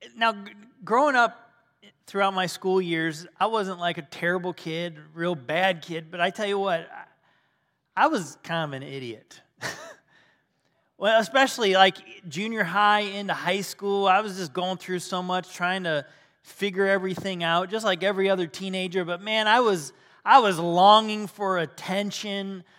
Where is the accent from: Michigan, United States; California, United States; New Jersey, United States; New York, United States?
Michigan, United States; moved away as an adult; now in Ohio, United States; we're from Michigan originally, and yeah, uh, we had to come, come down to Ohio, and, uh, we've been here the good part of our lives